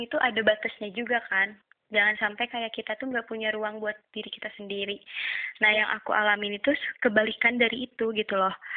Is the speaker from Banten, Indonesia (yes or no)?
no; Tasikmalaya, West Java, Indonesia; Asal aku dari Tasik.